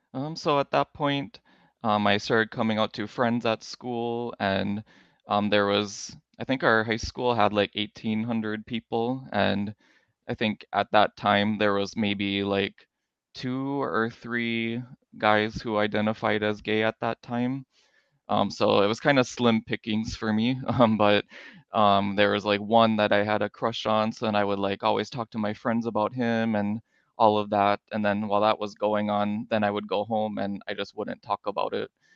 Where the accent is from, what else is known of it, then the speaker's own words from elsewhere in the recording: Minnesota, United States; moved away as an adult; also born or lived in North Dakota; now in Hawaii, United States; I was born in North Dakota, and then I grew up in Minnesota